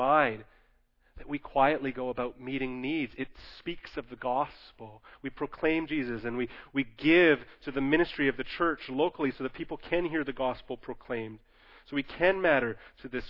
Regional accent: Canada; as Canadian Christians

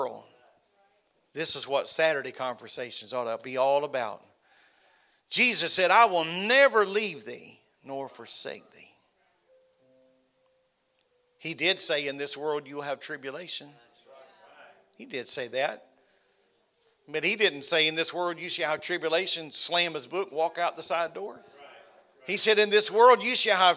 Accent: Florida, United States; I was from Florida

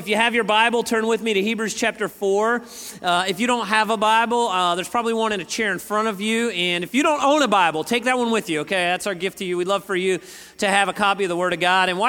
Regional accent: Northeast, United States; moved away; I'm from the Northeast

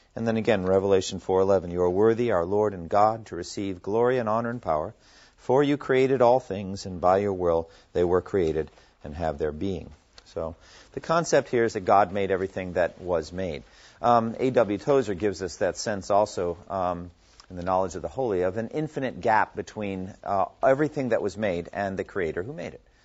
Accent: Massachusetts, United States; I was born in Massachusetts

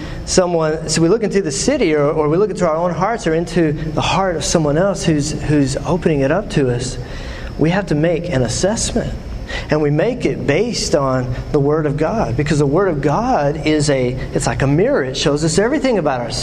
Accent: West Texas, United States; now in Knoxville, United States; I'm from West Texas

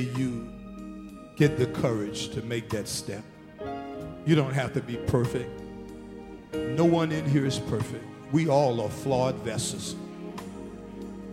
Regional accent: Arthurtown, South Carolina, United States; his family and I grew up together in Arthurtown

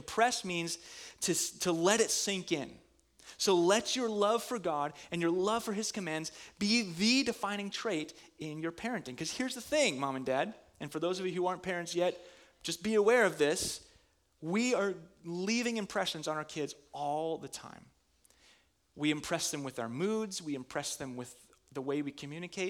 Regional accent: Minnesota, United States; I'm from Minnesota.

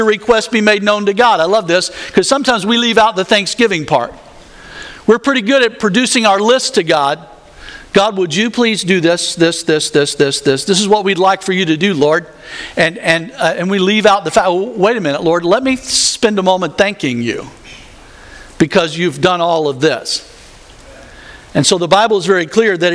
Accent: the South, United States; I grew up in the South

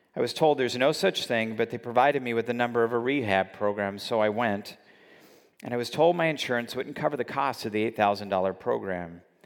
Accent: California, United States; I grew up in California where dieting is, uh, just part of the culture

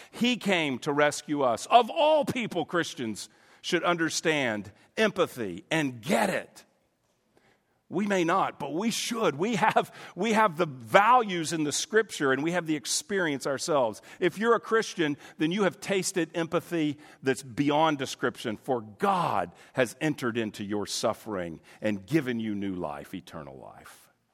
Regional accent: United States; I'm an American

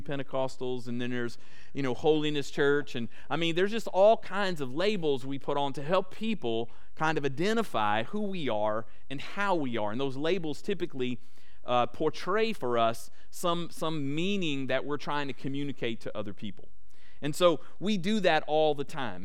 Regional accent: Louisiana, United States; moved away as an adult; now in Texas, United States; But I'm actually from Louisiana

